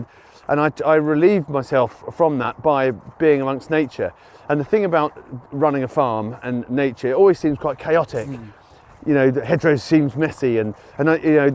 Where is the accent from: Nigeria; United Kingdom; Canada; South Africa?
United Kingdom; being British